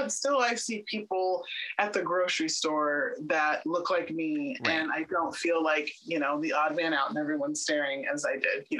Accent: Houston, Texas, United States; Well, Houston, Texas has got to be the most diverse place I've ever lived in my entire life.

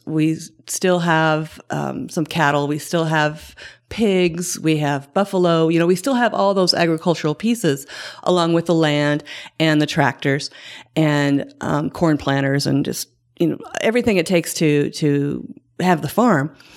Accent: Shelby County, Kentucky, United States; I grew up um, in Shelby County, uh, we had thirty acres

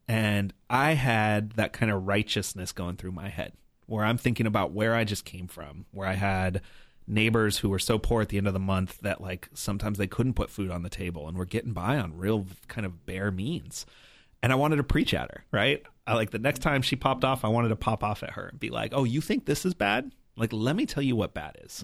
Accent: New Mexico, United States; also born or lived in Colorado; Born in Colorado, spent most of my life growing up in New Mexico

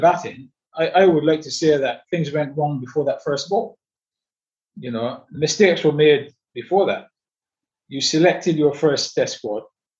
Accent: England, United Kingdom; I know exactly how long it really took me to acclimatize as an English player to conditions in Australia

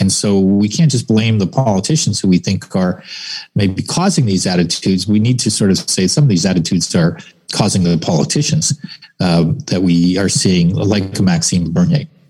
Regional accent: Canada

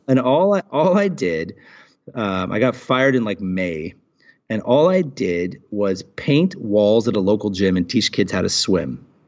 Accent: Portland, Oregon, United States; now in United Arab Emirates; I was born and raised in Portland, Oregon

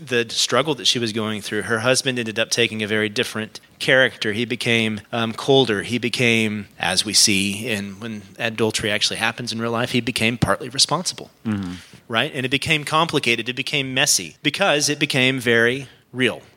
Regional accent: Fort Worth, Texas, United States; I come from Fort Worth, Texas. That's my native state. That's where I hail from

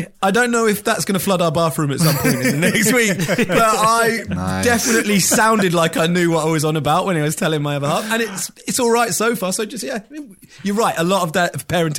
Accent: Portsmouth, South East England, United Kingdom; now in Midlands, United Kingdom; I'm from down south, so like I'm from Portsmouth, and you never get snow.

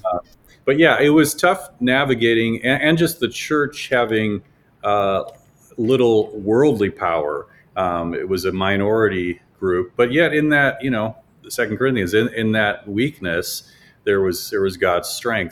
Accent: Chicago, Illinois, United States; moved away; we're from Chicago

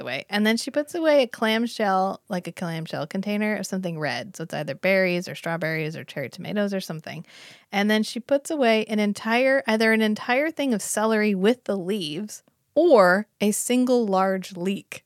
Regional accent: United States; I'm from America, I am American

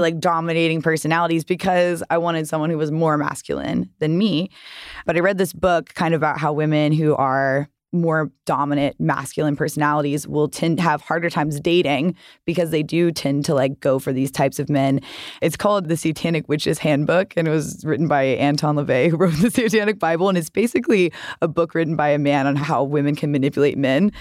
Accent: the South, United States; now in Los Angeles, United States; growing up in the South

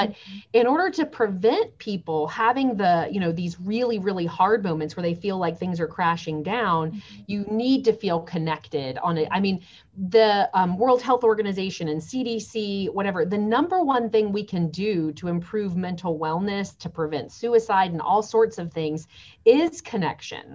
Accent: Lakeland, Florida, United States; moved away; also born or lived in Nashville, Tennessee; I was born in Lakeland

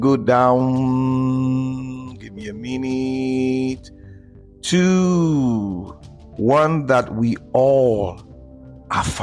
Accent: Nigeria; in Africa, in Nigeria, because I'm a Nigerian, we have a huge heritage

